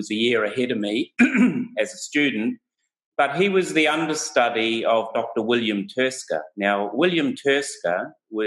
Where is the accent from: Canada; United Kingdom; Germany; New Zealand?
New Zealand; also born or lived in Portland, Oregon, United States / Hawaii, United States; I'm a New Zealander